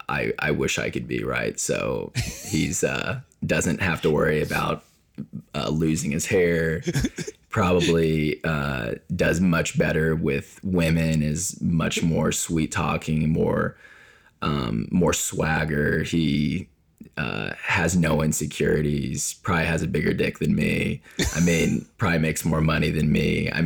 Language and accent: English; Indiana, United States; I did. I grew up in Southern Indiana, but my grandmother was full Japanese.